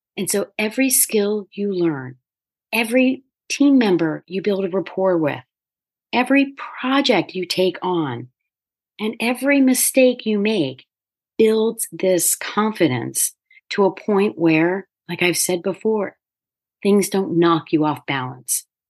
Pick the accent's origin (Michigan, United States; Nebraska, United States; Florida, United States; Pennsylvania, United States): Pennsylvania, United States; near Philadelphia; I grew up near Philadelphia